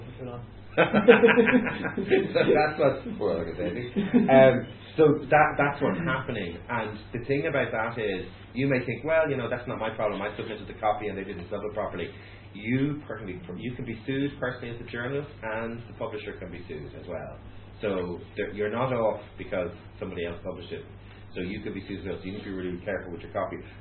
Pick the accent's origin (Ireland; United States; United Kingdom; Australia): Ireland; as Irish people